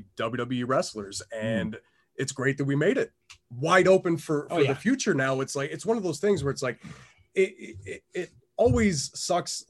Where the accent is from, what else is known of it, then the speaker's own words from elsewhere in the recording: Canada; I'm Canadian